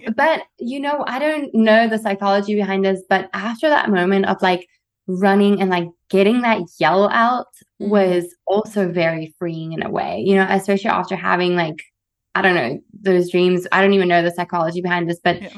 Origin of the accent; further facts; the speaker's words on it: South Africa; moved away as an adult; growing up in South Africa